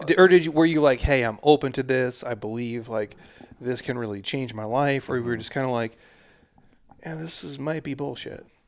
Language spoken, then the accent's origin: English; Minnesota, United States; also born or lived in Massachusetts; I grew up in Minnesota